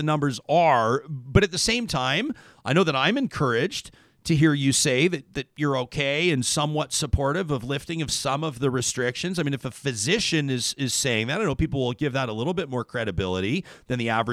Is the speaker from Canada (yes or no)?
yes; Calgary, Alberta, Canada; now in Edmonton, Canada; I grew up in Calgary. I could see the mountains every single day when I woke up, moved to Edmonton.